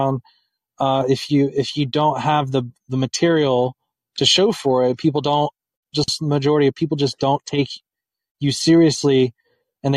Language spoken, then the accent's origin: English; Indianapolis, Indiana, United States; And I'm from Indianapolis, and I've lived in really bad parts of Indianapolis.